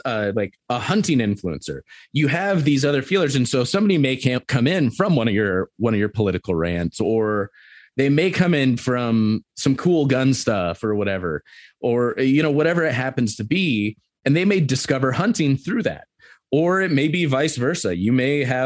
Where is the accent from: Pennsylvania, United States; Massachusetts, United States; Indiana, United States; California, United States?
California, United States; Southern; moved away as an adult; now in Montana, United States; I grew up in Southern California. I grew up going to the beach and stuff